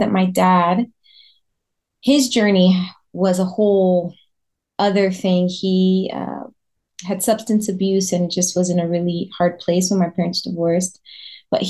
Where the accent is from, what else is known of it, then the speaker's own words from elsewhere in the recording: Orlando, Florida, United States; also born or lived in New York / Puerto Rico; we moved to Orlando, Florida when I was just a baby. So that's where I currently live. I live in Orlando, Florida, and I've been here most of my life